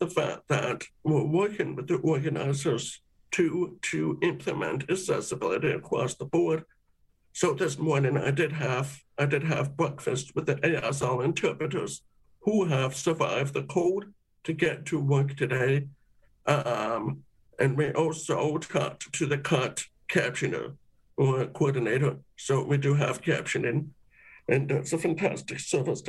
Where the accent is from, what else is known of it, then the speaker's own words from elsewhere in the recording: Canada; us being Canadian